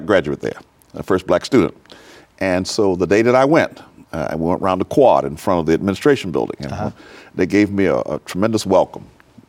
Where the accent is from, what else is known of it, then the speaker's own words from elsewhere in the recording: Winston-Salem, North Carolina, United States; also born or lived in Mount Airy, North Carolina / Salisbury, North Carolina; And so I grew up in Winston-Salem, North Carolina, and played ball, and went to school and all that sort of stuff. I'm a son of the South. I'm very proud of it.